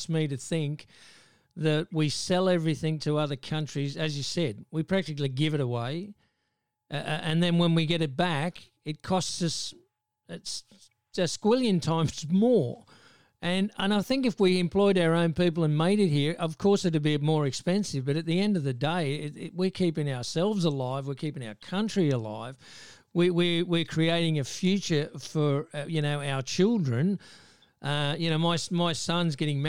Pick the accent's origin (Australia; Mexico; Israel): Australia; also born or lived in England; I came to this country when I was a 10-pound pom with my parents. I've lived here all my life. I regard myself as an Australian